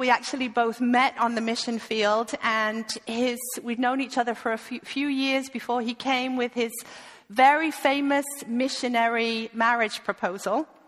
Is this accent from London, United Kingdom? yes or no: no; East Midlands, United Kingdom; I'm originally from the UK, from Lincolnshire, uh, but you would never know that. So please forgive my accent. Uh, I have lived with a Dane for the last 20 years, so I am completely ruined.